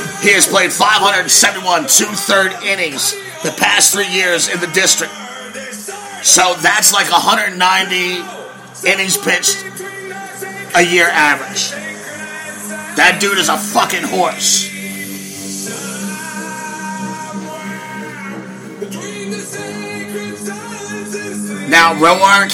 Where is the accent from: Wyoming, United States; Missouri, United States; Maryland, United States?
Maryland, United States; Baltimore; accent: Baltimore; my Baltimore accent